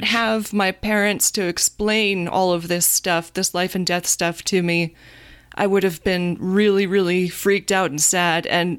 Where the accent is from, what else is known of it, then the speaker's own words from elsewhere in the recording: rural Virginia, United States; I grew up in Virginia, rural Virginia, so the snow was always very wet.